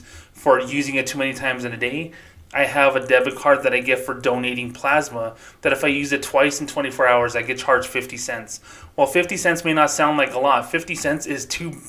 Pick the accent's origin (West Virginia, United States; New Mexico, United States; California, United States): New Mexico, United States; Socorro; now in Las Cruces, United States; my hometown of Socorro, New Mexico is very low income